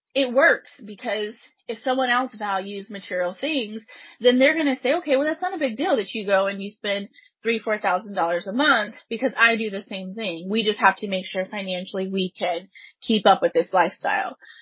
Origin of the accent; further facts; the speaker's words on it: Pasadena, Texas, United States; I grew up in Pasadena, Texas